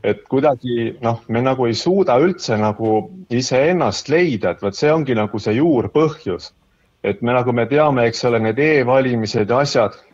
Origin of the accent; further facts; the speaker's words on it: Tartu, Tartu County, Estonia; mina ise olen Tartust